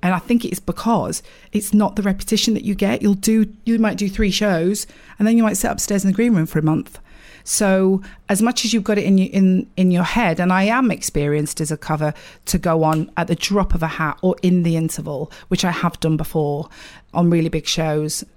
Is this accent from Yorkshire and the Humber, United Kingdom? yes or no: yes; Sheffield, Yorkshire and the Humber, United Kingdom; accent: northern; moved away as an adult; now in London, United Kingdom; I am from Sheffield